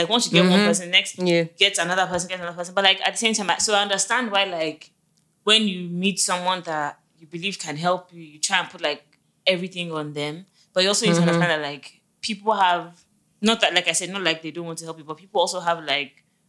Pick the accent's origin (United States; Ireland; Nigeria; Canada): Nigeria; it's the same way it took a while for some people to accept that being Nigerian. It's fine.